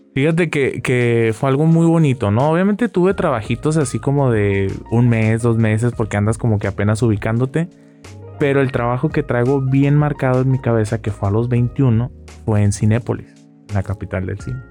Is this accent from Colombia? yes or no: no; Rosarito, Baja California, Mexico; moved away; yo como parte de mi vida como rosaritense